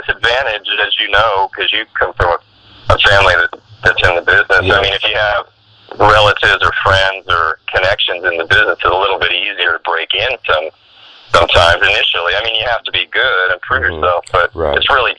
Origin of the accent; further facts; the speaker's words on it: Sacramento, California, United States; also born or lived in Maryland; My dad was in the Air Force, so I was born in Maryland, and then we lived in Sacramento when I was a kid